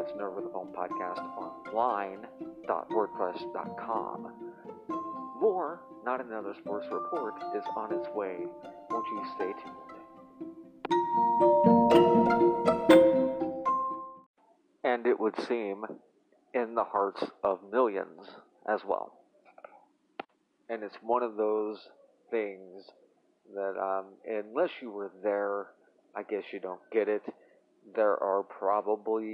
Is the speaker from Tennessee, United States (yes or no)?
yes; Tennessee, United States; as a 12 or 13 year old boy, growing up in Tennessee